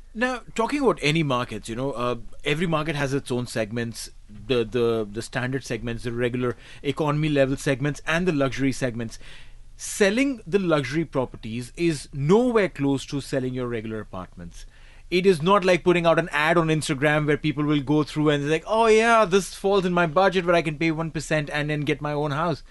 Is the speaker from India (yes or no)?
yes; India; now in Dubai, United Arab Emirates; I come from India